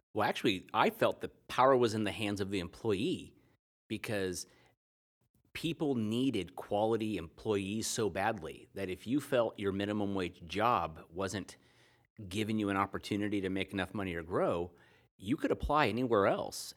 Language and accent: English; United States; being an American my whole life